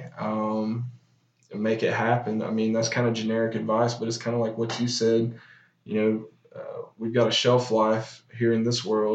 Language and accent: English; Chesnee, South Carolina, United States; also born or lived in Auburn; I'm from Chesney, South Carolina